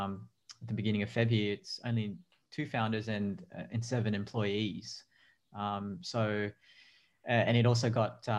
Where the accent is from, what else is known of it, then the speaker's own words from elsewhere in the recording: Australia; also born or lived in Manila, Philippines / Sydney, Australia; I came to Australia, migrated here with my folks and my siblings when I was one. So I grew up as an Aussie kid with Filipino background